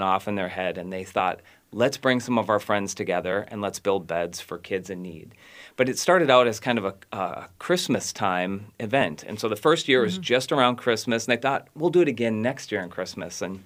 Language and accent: English; Maple Plain, Minnesota, United States; also born or lived in Burnsville, Minnesota; I grew up in the western suburbs in Maple Plain, but my family and I have been in Burnsville and in the South Metro for the last 25 years